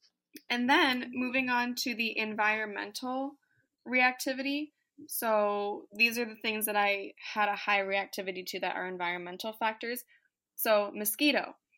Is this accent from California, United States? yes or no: no; Virginia, United States; also born or lived in Tennessee; now in San Diego, United States; But my family lives in the Midwest, and I grew up in Virginia and Tennessee, and I didn't even get bit back when I lived over there.